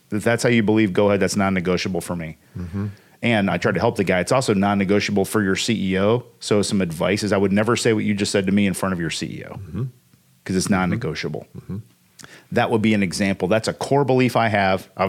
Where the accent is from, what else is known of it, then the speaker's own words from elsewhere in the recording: Evansville, Indiana, United States; but I'm from Evansville. Say crick.